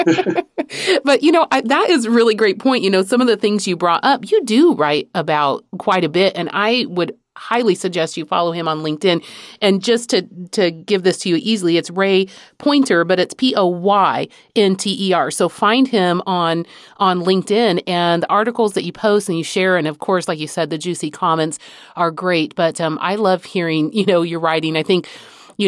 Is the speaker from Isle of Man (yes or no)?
no; Madrid, Community of Madrid, Spain; moved away; I grew up in Madrid